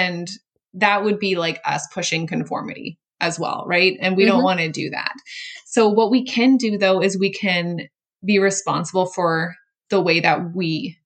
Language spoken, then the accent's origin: English; Canada; I'm Canadian